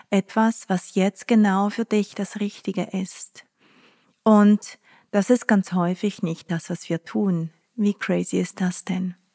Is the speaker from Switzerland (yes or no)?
yes; Basel area, Switzerland; Ich habe ja ganz nahe der französischen Grenze gewohnt als Kind in der Schweiz, in der Nähe von Basel.